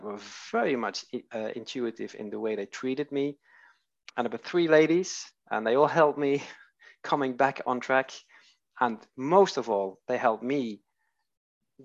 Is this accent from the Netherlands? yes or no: yes; Netherlands; now in Sweden; I'm Dutch. I'm from Holland, and I'm living in Sweden.